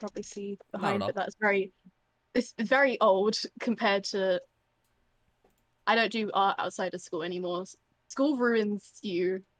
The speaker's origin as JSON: {"language": "English", "country": "United Kingdom", "said": "I am British"}